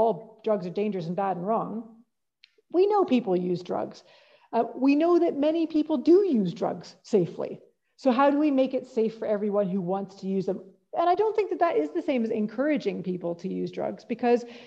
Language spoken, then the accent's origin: English; Calgary, Alberta, Canada; moved away as an adult; now in Scotland, United Kingdom; So my hometown is Calgary.